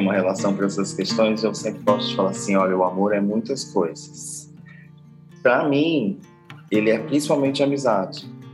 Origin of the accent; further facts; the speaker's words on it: Guarulhos, São Paulo, Brazil; moved away as an adult; now in São Luís, Brazil; Eu sou nascido em Guarulhos